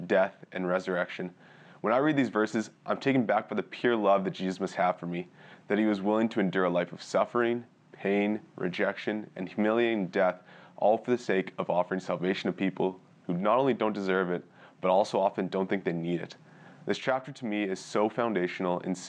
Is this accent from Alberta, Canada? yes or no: yes; Edmonton, Alberta, Canada; also born or lived in Pambrun, Saskatchewan / Red Deer, Alberta; I grew up in Edmonton, and I actually attended Leslie with my family growing up